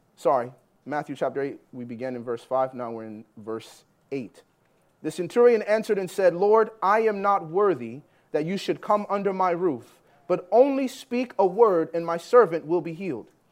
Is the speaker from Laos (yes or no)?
no; Jamaica; also born or lived in Canada; I'm Jamaican